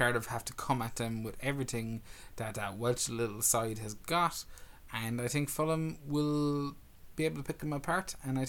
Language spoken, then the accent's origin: English; Ireland; We're an Irish podcast